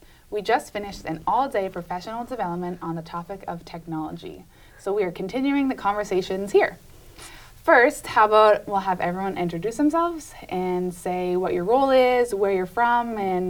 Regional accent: Massachusetts, United States; So we're all from Massachusetts in the United States.

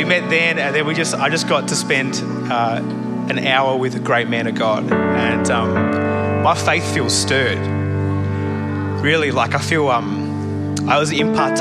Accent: Adelaide, South Australia, Australia; I am from Adelaide, South Australia, really Perth's rival city

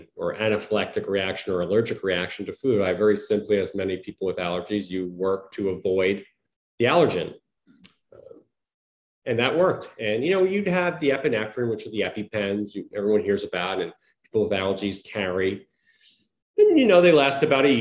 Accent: Long Island, New York, United States; also born or lived in Connecticut; I was born and raised in Long Island, New York, in the United States.

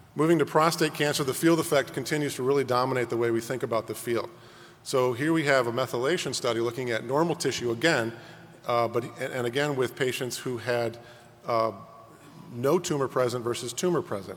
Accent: Chicago, Illinois, United States; my hometown of Chicago

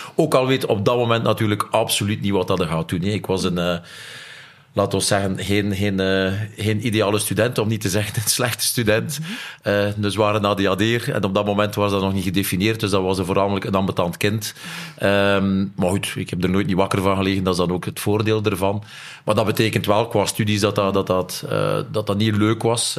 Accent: Nieuwpoort, Flanders, Belgium; ik ben van Niepoort afkomstig

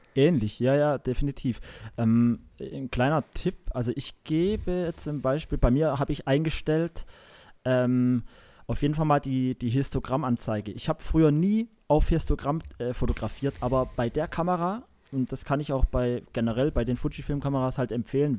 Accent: Saarland, Germany; bei uns im Saarland hier

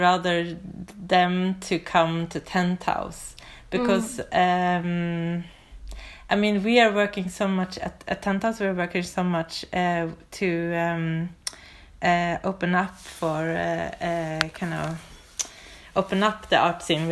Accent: Sweden; now in Oslo, Norway; I'm originally from Sweden. I live in Oslo

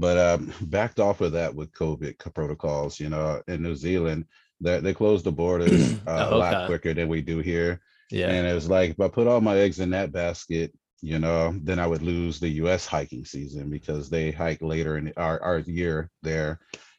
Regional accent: Germany; born there; You know, I was a I was an army brat. I was born in Germany, and on base where I went to school at, I was in first, maybe second grade.

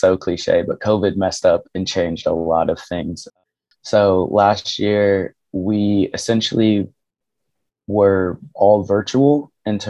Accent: Kansas City, Missouri, United States; I grew up in Kansas City, Missouri

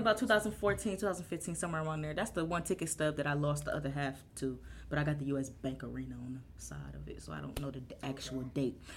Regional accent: Euclid, Ohio, United States; also born or lived in Cleveland; when I first moved to Euclid

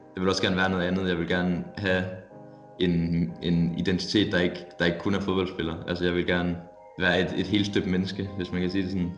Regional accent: Silkeborg, Central Denmark Region, Denmark; moved away; jeg kommer fra Silkeborg, hvor, hvor jeg har været i, jeg ved ikke, jeg ved ikke, hvor lang tid, men i hvert fald ti år

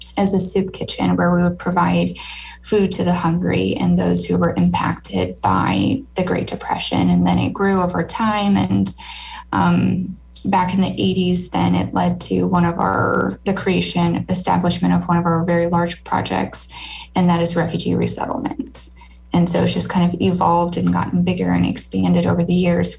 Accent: Lincoln, Nebraska, United States; my hometown, Lincoln

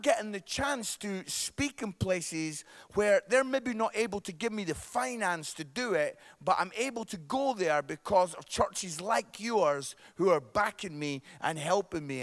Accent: Scotland, United Kingdom; accent: Scottish; I am Scottish

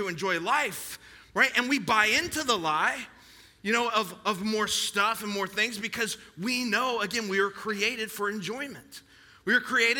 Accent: United States; I'm an American

